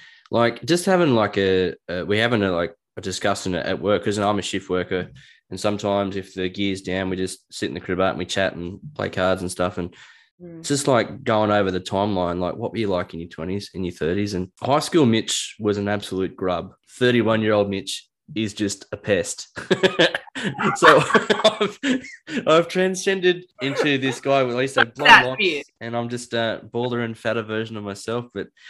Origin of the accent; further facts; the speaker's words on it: Newcastle, New South Wales, Australia; I'm from Newcastle and it's not really that busy here